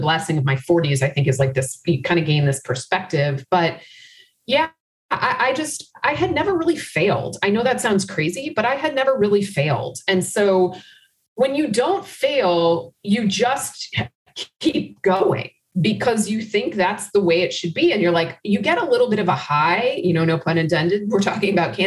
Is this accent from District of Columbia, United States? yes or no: yes; Washington, District of Columbia, United States; moved away as an adult; now in Chicago, United States; I grew up in Washington, D.C.